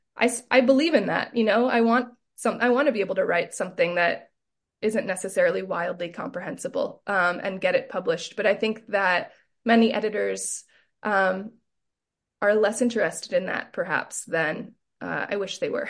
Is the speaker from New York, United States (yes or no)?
no; Southern California, United States; growing up in Southern California